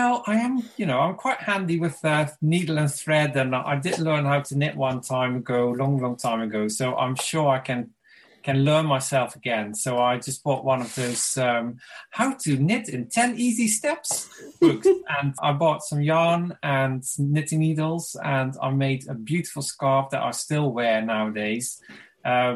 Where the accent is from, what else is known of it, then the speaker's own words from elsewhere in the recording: Limburg, Netherlands; moved away as an adult; now in Brighton, United Kingdom; And I'm originally from Limburg, a very small town in the Netherlands. And I now live in Brighton. I've lived here for over 20 years.